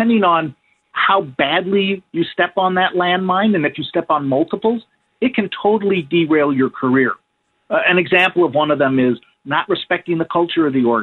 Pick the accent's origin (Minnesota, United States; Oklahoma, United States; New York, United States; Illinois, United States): Illinois, United States; Chicago; moved away as an adult; also born or lived in Wisconsin; I grew up in the Chicago area